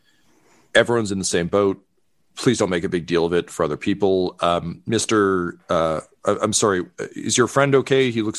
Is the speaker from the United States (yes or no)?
no; Toronto, Ontario, Canada; I'm the sheriff here at this event. I'm a transplant from Toronto, so I apologize if my French isn't great.